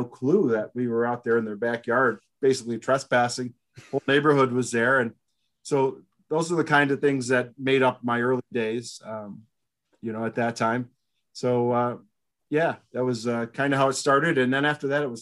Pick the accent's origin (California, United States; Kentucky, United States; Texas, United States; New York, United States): New York, United States; Binghamton; I grew up in Binghamton, New York